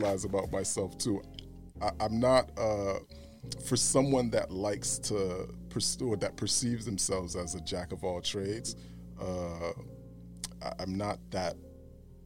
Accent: Boston, Massachusetts, United States; also born or lived in Brooklyn, New York / Florida; Grew up in Boston, moved to Florida in like around elementary, middle school, then moved back to Boston in high school, college

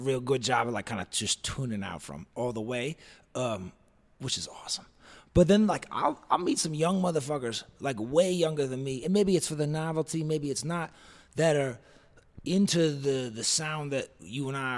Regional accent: East Coast, United States; now in Los Angeles, United States; I'm from the East Coast

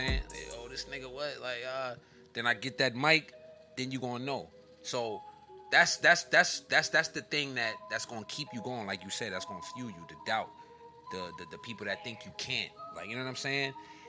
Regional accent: New York City, New York, United States; I'm not Jersey. I'm not from Jersey. I'm from Brooklyn.

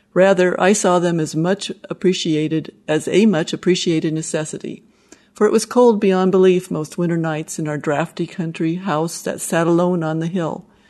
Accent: Wyoming, United States; I grew up in Wyoming, and Steve and I raised our family there

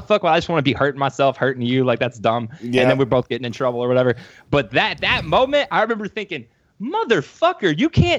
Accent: Cuero, Texas, United States; I was four when we moved there, but I turned five like right after we got there

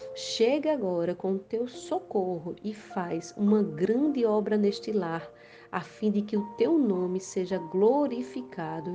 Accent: Rio Grande do Norte, Brazil; sou do Rio Grande do Norte, Brasil

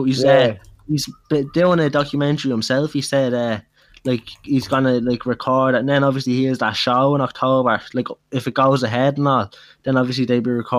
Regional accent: Dublin, Leinster, Ireland; also born or lived in Clondalkin, Dublin 22; I was Tally my whole life, but yeah, I'm like living in Dublin 22 now.

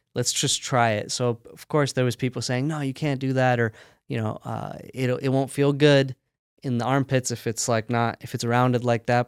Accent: United States; I was born and raised here in the States

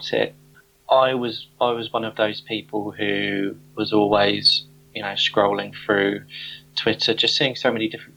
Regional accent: Southampton, South East England, United Kingdom; moved away as an adult; now in London, United Kingdom; I was born in Southampton. I was brought up in Southampton

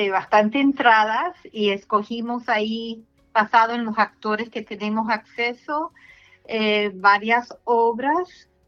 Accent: United States; Somos, hacemos como dos hermanas cubanas, porque yo soy cubana americana

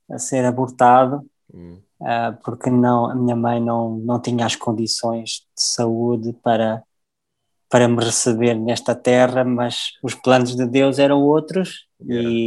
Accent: South Africa; born there; E eu, eu comecei a minha jornada na África do Sul, eu nasci na África do Sul, eu sou, sou filho de pais portugueses

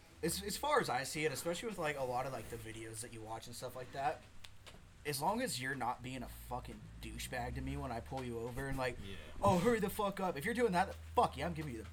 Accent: between Chico and Sacramento, California, United States; Like, I'm in between Chico

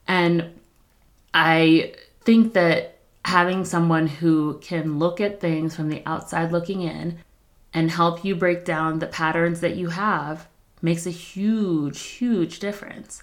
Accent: New York, United States; also born or lived in Philadelphia, United States; now in Colorado, United States; I grew up in New York

